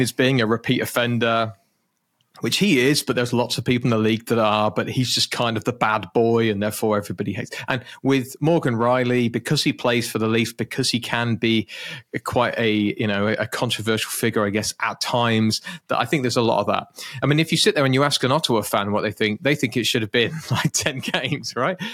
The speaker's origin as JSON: {"language": "English", "country": "United Kingdom", "said": "being British."}